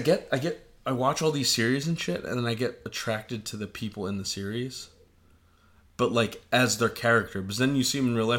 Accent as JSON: {"language": "English", "country": "United States", "said": "we're American."}